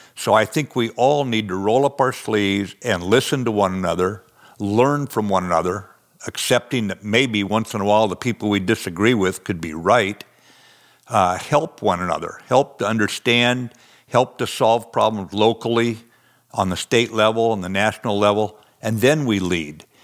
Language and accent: English; the West, United States; I'm from the West. Out here, we ride for the brand